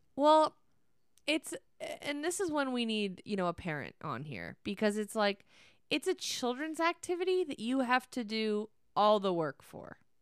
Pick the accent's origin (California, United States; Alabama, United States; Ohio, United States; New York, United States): California, United States; Northern; growing up in Northern California